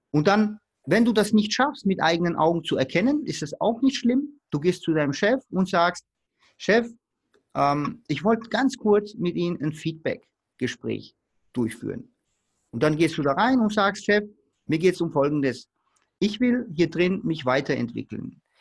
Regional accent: Baden-Württemberg, Germany; Äh, ich komme hier aus dem Stuttgarter Raum und ich wollte unbedingt beim Porsche arbeiten.

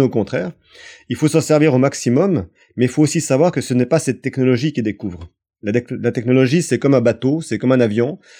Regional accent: France; chez nous en France

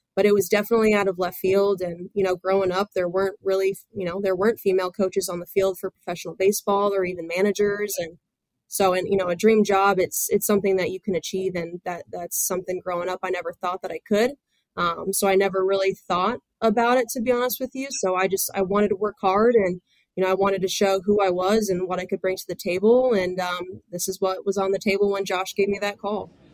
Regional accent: Central Florida, United States; growing up in Central Florida

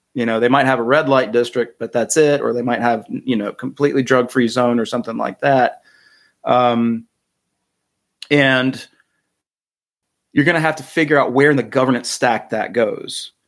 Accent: North Carolina, United States; I'm from North Carolina

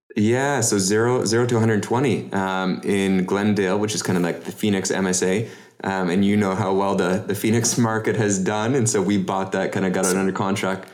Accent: Canada; as a Canadian

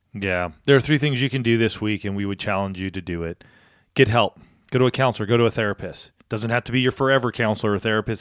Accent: outside of Palm Springs, Southern California, United States; moved away as an adult; also born or lived in Boulder, Colorado / Spokane, Washington; I grew up outside of Palm Springs area.

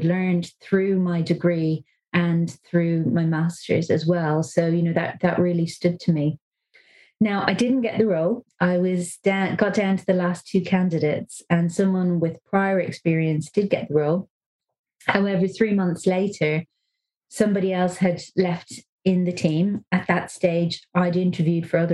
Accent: Dublin, Leinster, Ireland; moved away as an adult; I am from Dublin

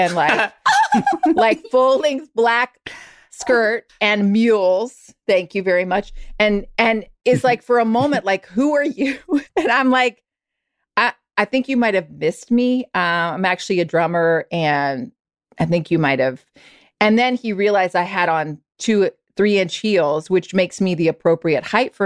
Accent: the South, United States; I'm from the South

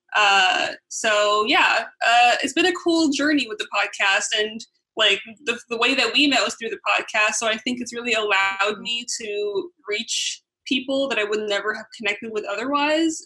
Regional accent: United States; being raised in America

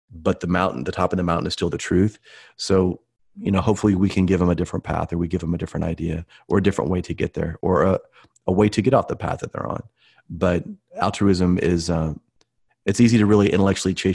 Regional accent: Midwest, United States; I'm from the Midwest, you know, Coca-Colas and all that kind of stuff.

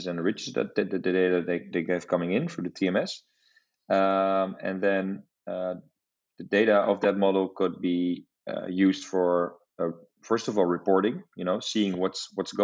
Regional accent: Amsterdam, North Holland, Netherlands; I'm also from the Netherlands, but from Amsterdam

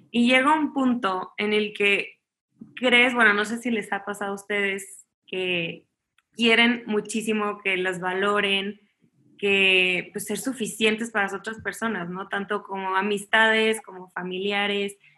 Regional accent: Chihuahua, Mexico; also born or lived in Miami / Los Angeles; now in Mexico City, Mexico; soy de Chihuahua, Chihuahua originalmente eh, y ahorita vivo en la Ciudad de México, pero la verdad es que me ha tocado vivir en muchísimos lados.

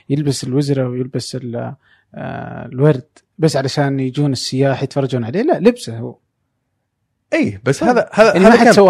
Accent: Saudi Arabia; هذا هذا مختلف كلنا سعوديين بس دوله مختلفين

